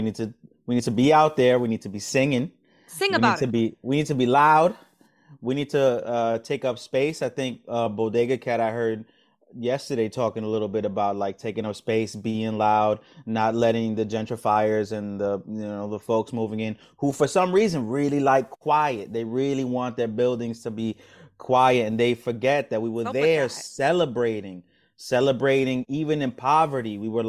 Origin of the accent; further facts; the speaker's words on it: Brooklyn, New York, United States; So I grew up on the edge of Park Slope, between Sunset Park and Park Slope